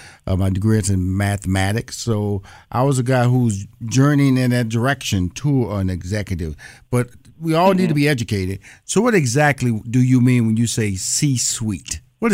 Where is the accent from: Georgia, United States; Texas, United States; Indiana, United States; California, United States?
Texas, United States; Houston; But I'm born and raised in Houston, Texas, so I'm a Southern boy.